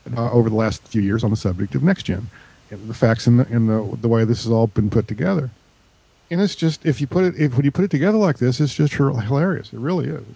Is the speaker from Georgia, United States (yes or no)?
yes; Georgia, United States; my hometown airport in Georgia